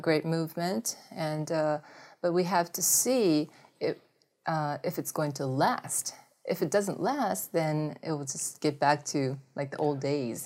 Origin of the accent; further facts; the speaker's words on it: Japan; English is a second language; moved away; also born or lived in United States; since I grew up in Japan for a long time.